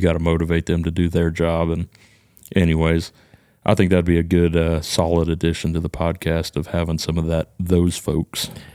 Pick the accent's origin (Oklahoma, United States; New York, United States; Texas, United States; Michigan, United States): Texas, United States; accent: hick accent; I think I'm just from Texas.